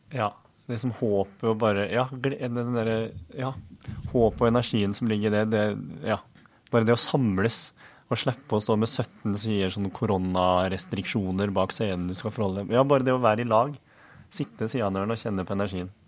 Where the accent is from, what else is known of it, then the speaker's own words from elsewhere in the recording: Innlandet, Norway; jeg som kommer fra en bitte liten plass i Østerdalen